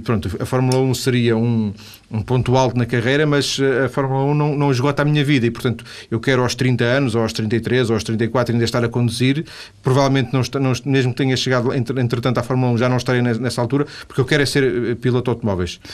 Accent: Vila do Conde, Norte, Portugal; eu sou de Vila de Conde

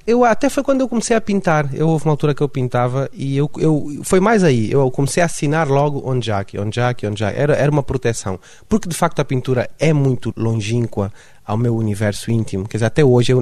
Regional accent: Luanda, Luanda Province, Angola; accent: sotaque de Luanda; now in Lisbon, Portugal; eu sou de Luanda

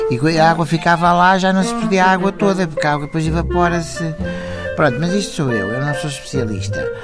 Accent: Cacém, Lisbon, Portugal; sou do Cacém.

